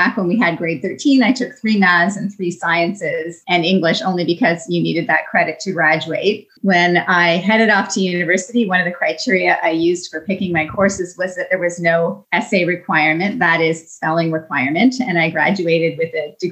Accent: Niagara Falls, Ontario, Canada; I grew up in Niagara Falls, Ontario

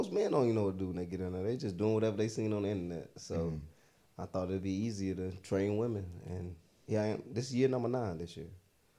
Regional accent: Stone Mountain, Georgia, United States; growing up in Stone Mountain

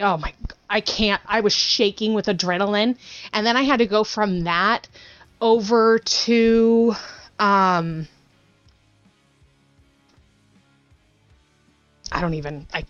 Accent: near Bakersfield, California, United States; born or raised there

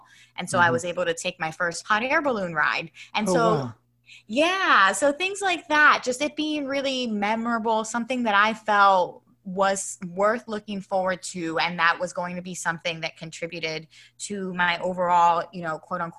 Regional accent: Philadelphia, Pennsylvania, United States; also born or lived in Puerto Rico / Florida / Baltimore; Sure. Well, I was born in Puerto Rico, raised in Philadelphia, and I went to school in Florida, Baltimore.

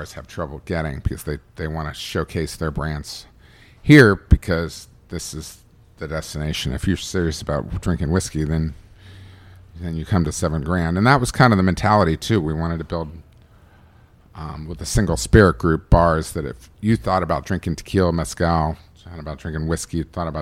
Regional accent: Bristol, Virginia, United States; now in Los Angeles, United States; growing up in Virginia and having those experiences in Virginia

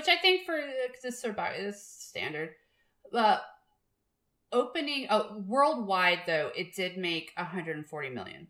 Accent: New York City, New York, United States; also born or lived in Long Island, New York; I am from New York, the city, okay? And I went to high school on Long Island.

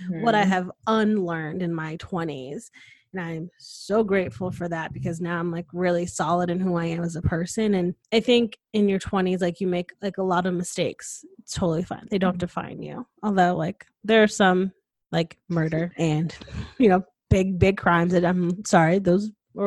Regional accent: Connecticut, United States; moved away as an adult; now in Austin, United States; was born and raised in Connecticut, went to college in Connecticut, and then, you know, I was introduced to the Austin life and I moved here

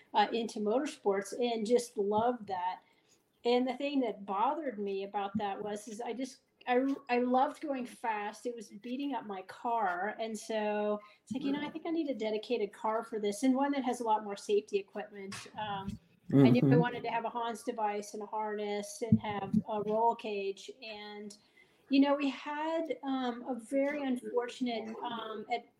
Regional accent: Fort Lauderdale, Florida, United States; moved away as an adult; now in Denver, United States; I am originally from Fort Lauderdale

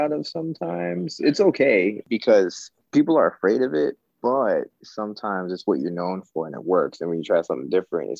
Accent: New York City, New York, United States; being that I'm from New York City originally and I have a lot of family here

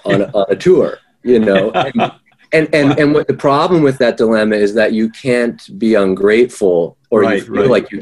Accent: Saskatoon, Saskatchewan, Canada; I grew up in Saskatoon, Saskatchewan, which is, you know, right in the middle of Canada

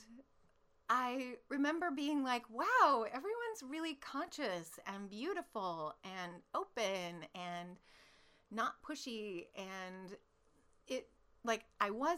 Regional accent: Alaska, United States; I'm from Alaska and I'm really a radio announcer

